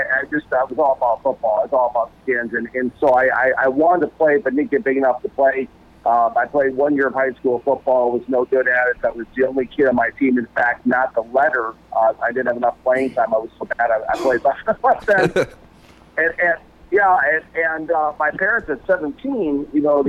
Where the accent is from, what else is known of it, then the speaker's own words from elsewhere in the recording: Minnesota, United States; when I was growing up in Minnesota.